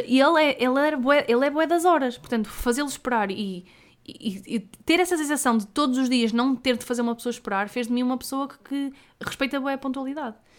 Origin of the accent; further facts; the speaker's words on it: the North, Northern Portugal, Portugal; nós somos do Norte